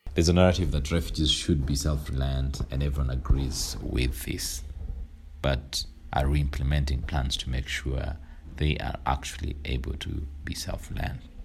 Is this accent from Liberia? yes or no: no; Kenya; I was born in Kenya, where my parents came in nineteen